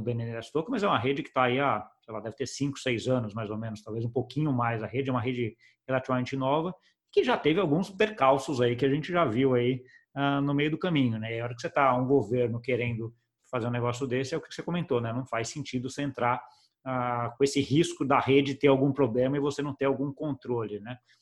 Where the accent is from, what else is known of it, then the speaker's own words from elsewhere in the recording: Brazil; como brasileiro